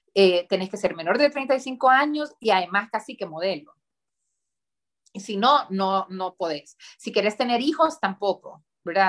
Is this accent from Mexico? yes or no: no; Honduras; nos han inculcado desde muy chiquitos vivir en Honduras, trabajar por Honduras, amar Honduras y no querer irse de Honduras